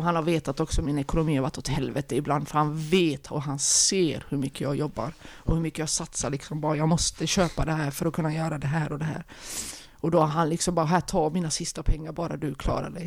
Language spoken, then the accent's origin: Swedish; Oskarström, Halland County, Sweden; also born or lived in Halmstad; jag är född på Halmstad BB. Halmstad BB, men i passet står det Oskarström